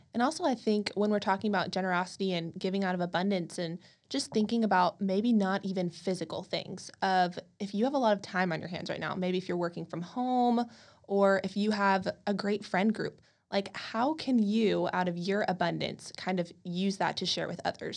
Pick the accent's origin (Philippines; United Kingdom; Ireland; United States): United States; College Station, Texas; also born or lived in Dallas; I grew up in College Station, Texas